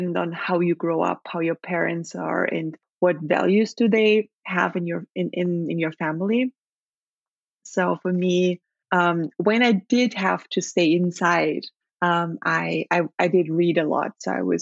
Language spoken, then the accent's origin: English; Leoben, Styria, Austria; English is a second language; moved away as an adult; also born or lived in Venezuela; now in Upper Austria, Austria; I grew up in a city called Leoben, which is the second largest city in the state of Styria